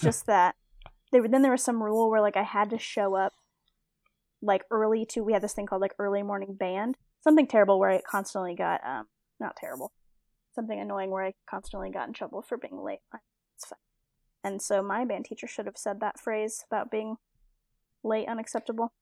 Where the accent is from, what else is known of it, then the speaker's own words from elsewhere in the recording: United States; I'm from like a really small town